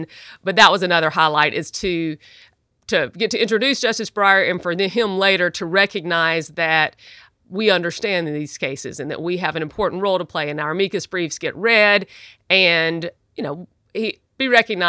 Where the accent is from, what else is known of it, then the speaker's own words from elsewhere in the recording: Jackson, Mississippi, United States; You know, I grew up in Southern Baptist life in Jackson, Mississippi, and my grandfather was a Baptist preacher, and my parents and my family were, you know, typical Southern Baptists.